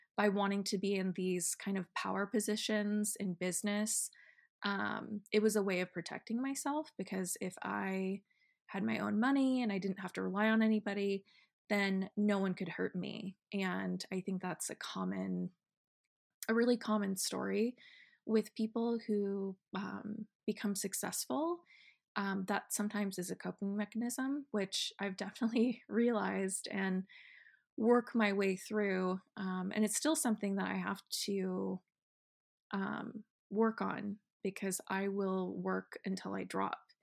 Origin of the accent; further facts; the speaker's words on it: Estacada, Oregon, United States; moved away; I'm from Oregon, if you didn't know that already, and I grew up in a small town called Estacada